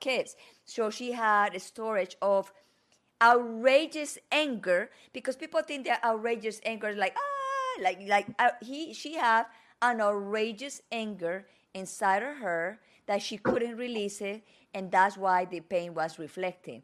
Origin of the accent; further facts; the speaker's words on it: Medellín, Antioquia, Colombia; first language Spanish; English is a second language; moved away; where I learned my Spanish from Colombia Medellin